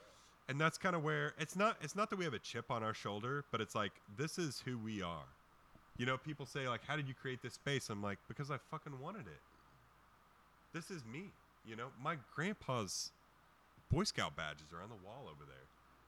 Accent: western Kansas, United States; I came from a farm, man. I grew up on a farm. My grandpa's a farmer out in western Kansas

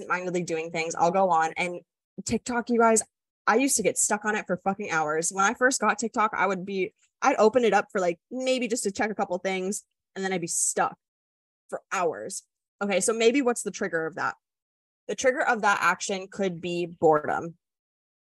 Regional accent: Wisconsin, United States; moved away; I'm also from the Midwest. Like, I grew up where everybody's like, oh, sorry, excuse me

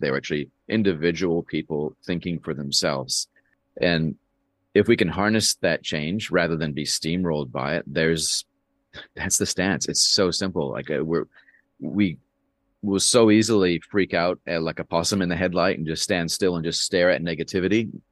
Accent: Canada; now in New Zealand; I've lived more of my, more of my life here than I have in Canada, where I'm from.

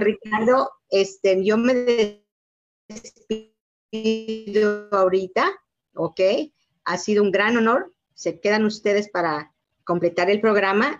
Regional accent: Yucatán, Mexico; moved away; Yo soy de Yucatán

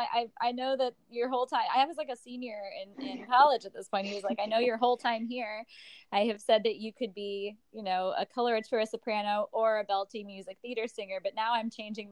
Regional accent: St. Louis, Missouri, United States; also born or lived in Oklahoma City; now in New York, United States; I'm from St. Louis originally

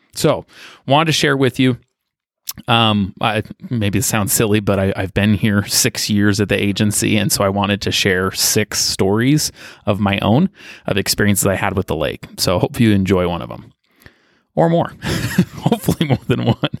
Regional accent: Utah, United States; I grew up in Utah County. I was born out of state, but moved here when I was just a toddler with my family.

